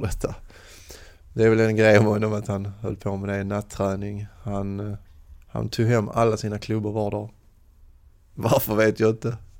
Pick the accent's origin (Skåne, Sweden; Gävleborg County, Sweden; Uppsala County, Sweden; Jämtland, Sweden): Skåne, Sweden; Lomma; mina hemtrakter åt Lomma, Åkarp